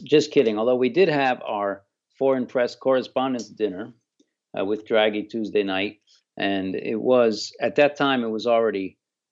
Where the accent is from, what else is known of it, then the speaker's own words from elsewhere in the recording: United States; I'm an American